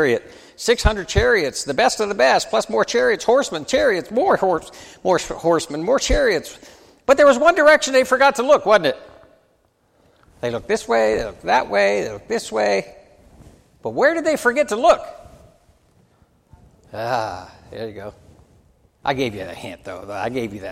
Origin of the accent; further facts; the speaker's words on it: United States; As an American